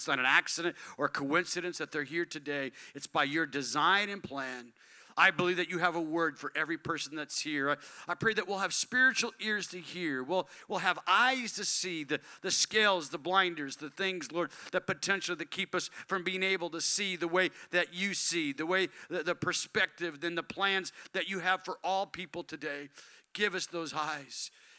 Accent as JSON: {"language": "English", "town": "Tucson", "region": "Arizona", "country": "United States", "tie": "born or raised there", "also_born_or_lived": "California", "said": "I grew up on the West Coast. I was born in California. My parents moved to Tucson, Arizona as a young man, and I grew up in a predominantly white culture. I grew up in a church that was, they sociologists call it homogeneous."}